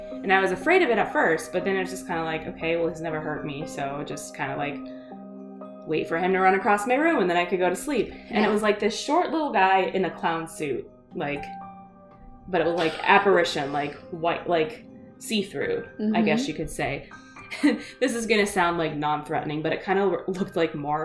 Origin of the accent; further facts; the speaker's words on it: Iowa, United States; also born or lived in California; We lived out there, and then we moved back to Iowa. Like, my parents are from around here.